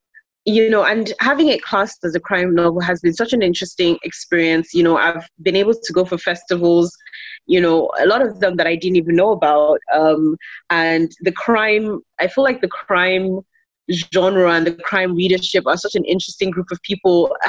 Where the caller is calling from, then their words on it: Lagos, Nigeria; I'm joining you from Lagos, Nigeria.